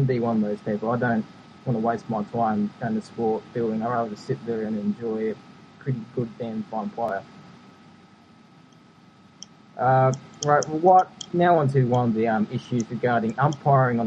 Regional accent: New South Wales, Australia; born and bred in New South Wales

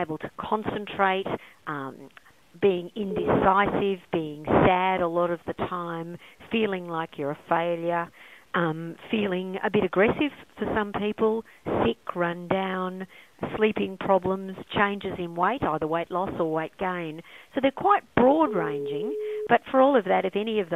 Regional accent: Brisbane, Queensland, Australia; I grew up in Brisbane

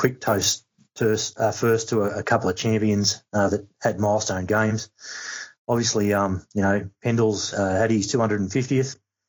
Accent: Montmorency, Victoria, Australia; now in Tatura, Australia; and I lived in the Collingwood zone. I grew up in Montmorency, the Diamond Valley League

